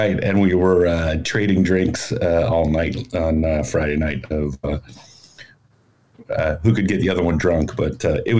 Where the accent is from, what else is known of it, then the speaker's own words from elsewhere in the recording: Canada; we're both Canadian